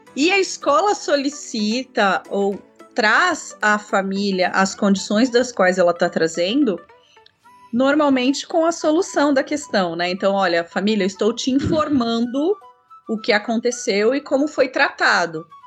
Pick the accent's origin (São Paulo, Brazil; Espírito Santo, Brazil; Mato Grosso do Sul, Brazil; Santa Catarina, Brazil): São Paulo, Brazil; São José dos Campos; also born or lived in Minas Gerais; Eu é, vim para São José dos Campos, criança ainda, estudei em Taubaté, fiz faculdade em Taubaté